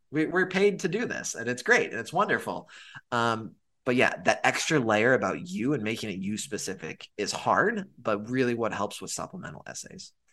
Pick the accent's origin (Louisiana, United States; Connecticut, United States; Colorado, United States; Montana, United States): Montana, United States; moved away; I'm originally from Montana